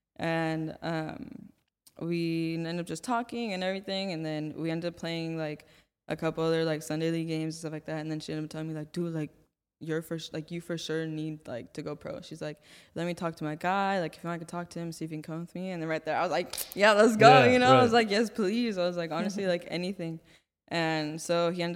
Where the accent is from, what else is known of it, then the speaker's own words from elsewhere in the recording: Santa Clarita, California, United States; I'm from Santa Clarita